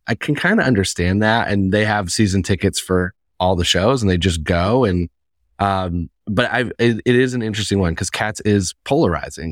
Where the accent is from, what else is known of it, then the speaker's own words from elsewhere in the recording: Indiana, United States; now in New York, United States; I'm, I'm originally from Indiana.